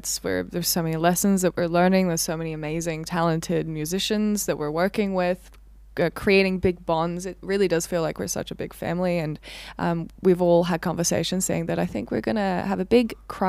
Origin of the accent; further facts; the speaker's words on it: Sydney, New South Wales, Australia; I'm here from Sydney.